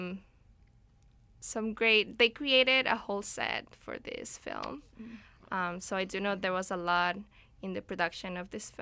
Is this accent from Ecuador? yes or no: yes; Ecuador; now in Vancouver, Canada; I'm from Ecuador originally